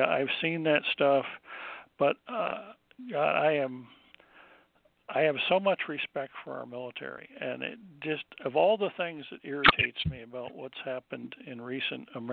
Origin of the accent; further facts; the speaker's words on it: New Jersey, United States; moved away; I grew up in New Jersey on the coast